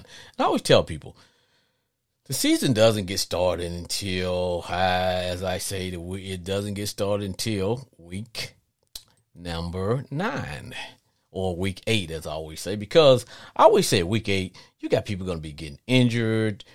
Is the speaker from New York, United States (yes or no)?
no; Louisiana, United States; I'm from Louisiana, I have a slight uh, accent